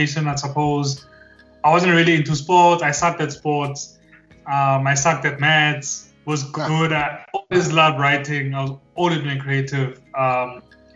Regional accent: Harrismith, Free State, South Africa; So I'm from Harrismith. It's a small town in the Free State.

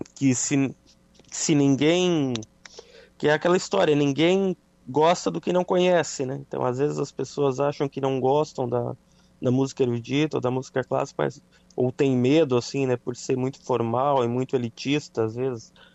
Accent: Araranguá, Santa Catarina, Brazil; moved away; minha cidade natal, Araranguá

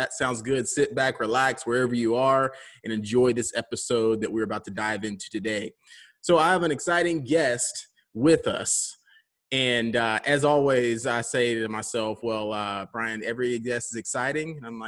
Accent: Alabama, United States; We're from Alabama. Like, it just, family from Alabama is crazy.

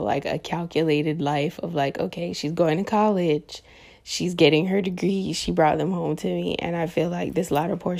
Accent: Florida, United States; moved away as an adult; I'm coming back home to my home state of Florida, and I now reside in the state of Florida.

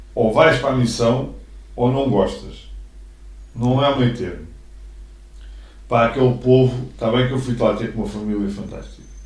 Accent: Mafra, Lisbon, Portugal; Eu nunca saí de Mafra

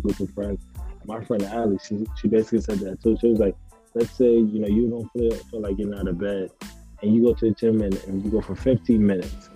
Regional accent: New York City, New York, United States; I'm from the South Bronx. I was born, like, I grew up on Prospect Ave

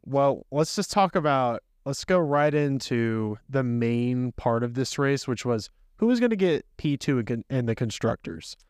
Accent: United States; as an American

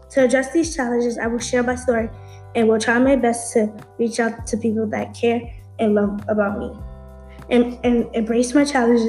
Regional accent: Bronx, New York, United States; I am born and raised in the Bronx.

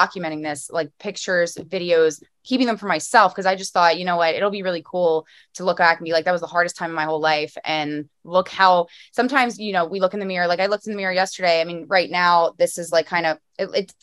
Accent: Philadelphia, Pennsylvania, United States; I'm a Philly girl

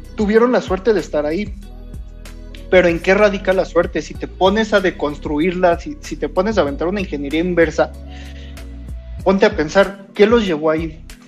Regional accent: Mexico; Yo tuve la suerte de, de nacer en México, buena o mala, soy latinoamericano

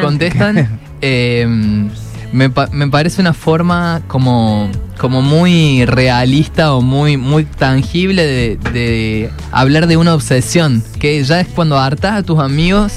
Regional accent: Argentina; para nosotros es muy cotidiano en Argentina

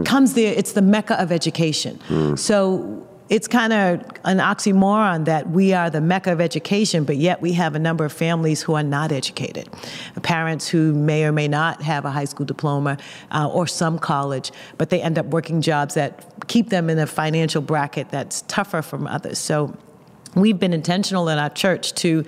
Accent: Boston, Massachusetts, United States; accent: Boston; I am a native Bostonian

